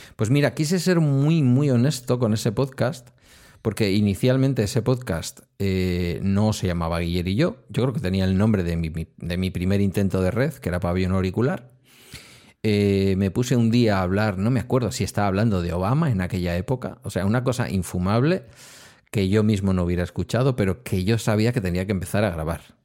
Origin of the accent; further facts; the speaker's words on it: Galdakao, Basque Country, Spain; los viejillos del lugar de aquí de mi pueblo, de Galdacao